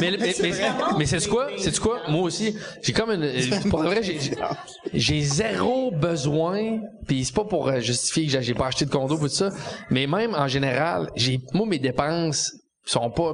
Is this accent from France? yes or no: no; Quebec City, Quebec, Canada; moved away as an adult; now in Montreal, Canada; je viens de Québec